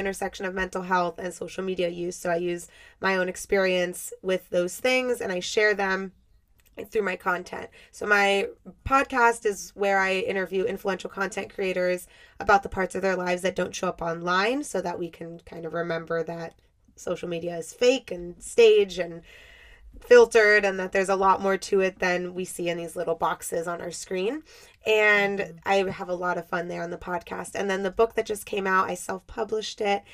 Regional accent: Miami, Florida, United States; I grew up in Miami, and I live a little north of Miami now.

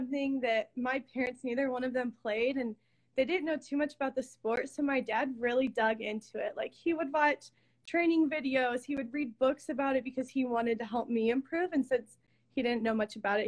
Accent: Ohio, United States; moved away as an adult; also born or lived in Huntington, Indiana; I actually grew up in a little town called Bossian, Ohio. So it's near Toledo

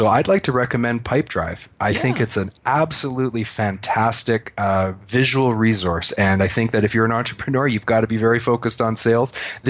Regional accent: Canada; I'm a Canadian.

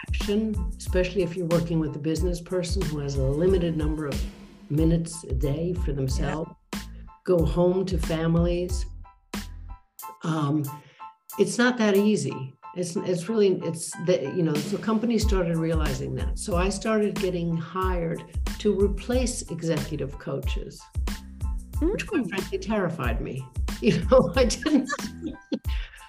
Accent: United States; first language English; moved away; also born or lived in London / Switzerland; being an American, being native English speaking

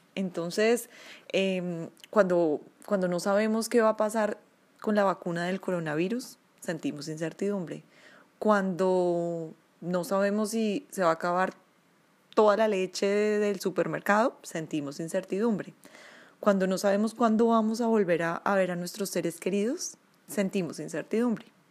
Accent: Colombia; now in Oslo, Norway; Soy una colombiana, vivo en Oslo, Noruega

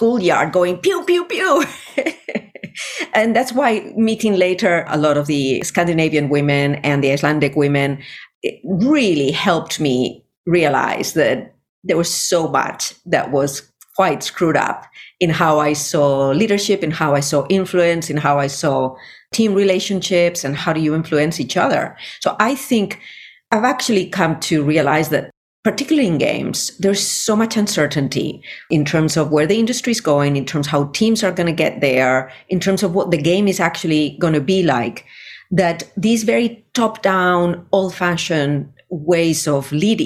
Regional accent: Spain; moved away; I was born in Spain in the 70s in a Navy household

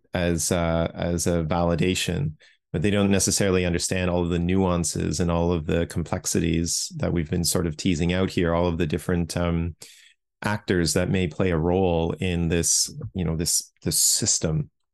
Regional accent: Toronto, Ontario, Canada; I grew up in Toronto

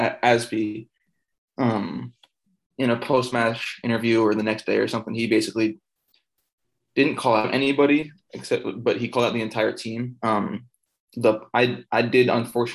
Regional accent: New Jersey, United States; moved away as an adult; also born or lived in New York; now in Ohio, United States; I'm originally from New Jersey

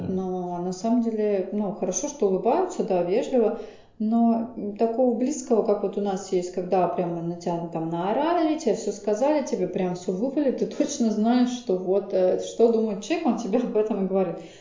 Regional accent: Saint Petersburg, Russia; Причем сама я из Питера

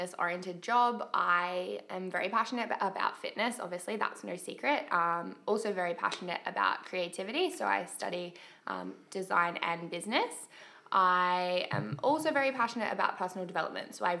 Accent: Mackay, Queensland, Australia; moved away; Just went back home to Mackay. I'm from Mackay originally

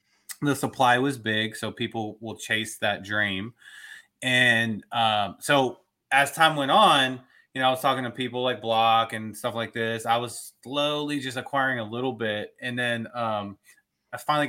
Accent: Dallas, Texas, United States; I'm from Dallas, Fort Worth

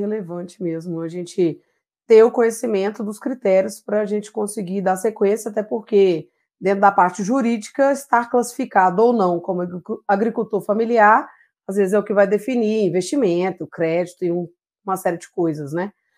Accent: Simonésia, Minas Gerais, Brazil; a gente é natural de Simonésia, é uma pequena cidade na região das Matas de Minas, né? Ao leste do estado de Minas Gerais

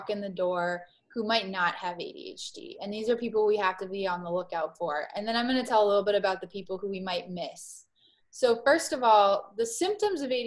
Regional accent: Miami, Florida, United States; moved away as an adult; also born or lived in East Coast; I grew up in Miami, Florida

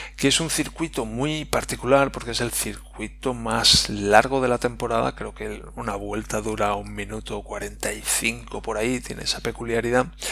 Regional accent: Spain; como españoles

